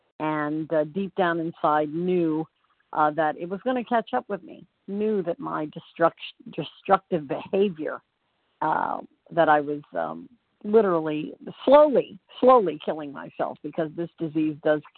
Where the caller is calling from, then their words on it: Orlando, Florida, United States; I'm calling from Orlando, Florida.